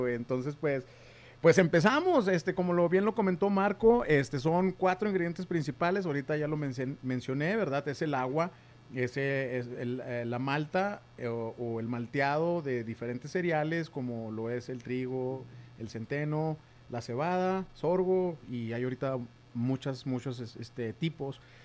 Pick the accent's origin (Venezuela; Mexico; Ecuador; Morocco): Mexico; nosotros como mexicanos